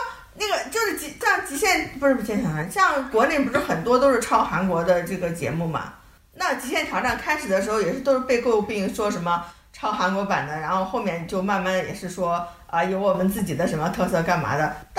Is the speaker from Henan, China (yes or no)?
yes; Henan, China; 我是中原人士啊，我是河南人的好吗？北方好吗？